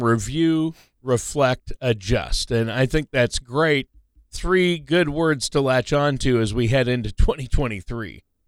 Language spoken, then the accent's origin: English; Minnesota, United States; I was born and raised in Minnesota